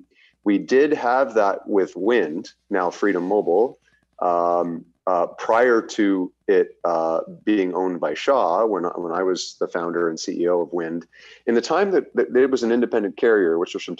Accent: Canada; as a Canadian consumer

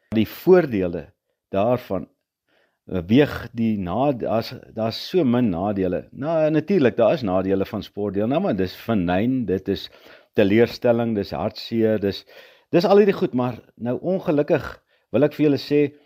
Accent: Potchefstroom, North West, South Africa; Ek het grootgeword op Potchefstroom

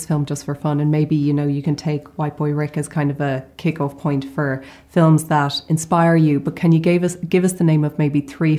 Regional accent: Ireland; I'm Irish

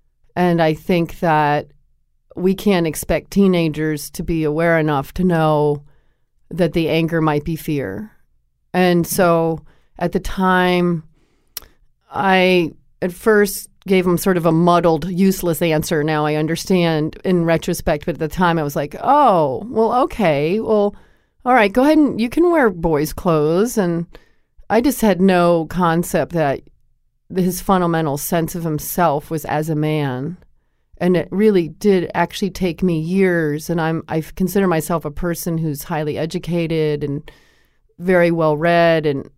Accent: Connecticut, United States; I had been that way myself. I grew up in Connecticut, and I played basketball.

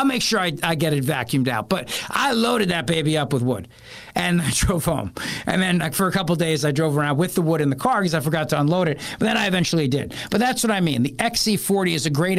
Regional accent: New Jersey, United States; I'm from Jersey

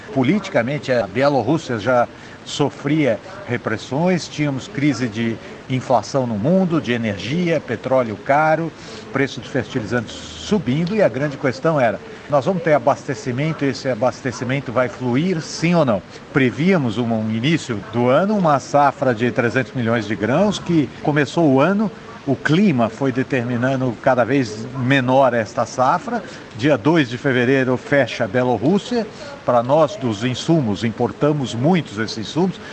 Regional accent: Brazil

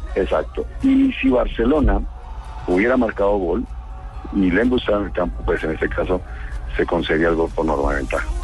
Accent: Colombia

